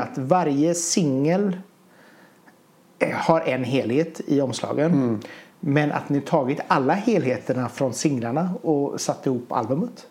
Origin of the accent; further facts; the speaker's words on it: Hunnebostrand, Västra Götaland, Sweden; jag kommer från Hundbostrand